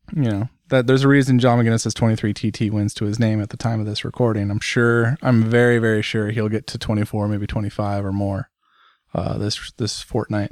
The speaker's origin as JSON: {"language": "English", "country": "United States", "said": "me as an American sitting here in the U S"}